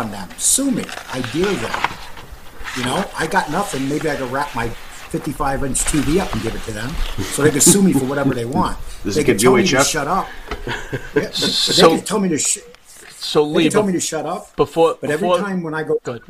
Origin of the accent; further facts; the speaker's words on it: New York City, New York, United States; I grew up on Times Square